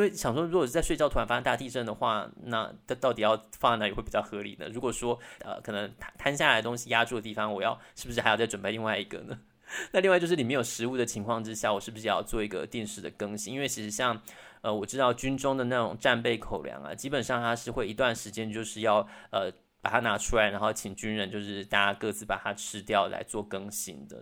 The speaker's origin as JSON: {"language": "Chinese", "country": "Taiwan", "said": "我相信身为台湾人其实对于战争一直都是一直有一种危机意识存在的"}